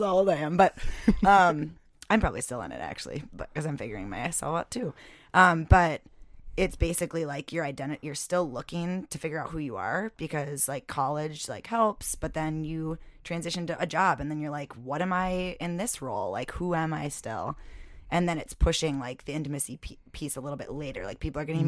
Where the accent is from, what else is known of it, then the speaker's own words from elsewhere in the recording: North Mankato, Minnesota, United States; I grew up in Mankato, North Mankato